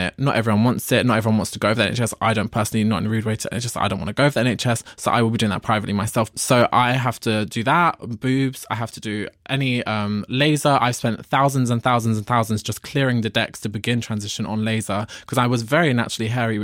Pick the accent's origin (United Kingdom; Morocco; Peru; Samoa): United Kingdom; London; I'm from London